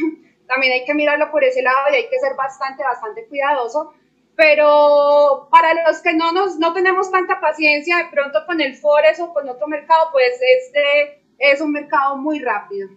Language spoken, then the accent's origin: Spanish; Medellín, Antioquia, Colombia; yo soy de Medellín, Colombia